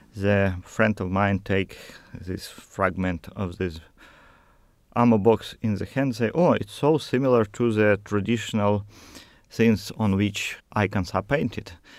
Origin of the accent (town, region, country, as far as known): Ukraine; first language Russian; English is a second language